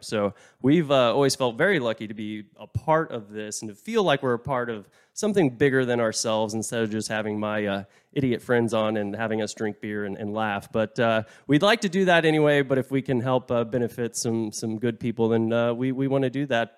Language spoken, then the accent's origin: English; Oklahoma, United States; I'm from Oklahoma